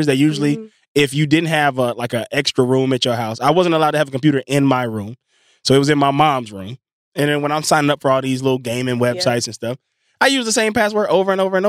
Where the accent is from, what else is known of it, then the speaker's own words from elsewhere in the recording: Inglewood, California, United States; also born or lived in Mississippi; I'm from Englewood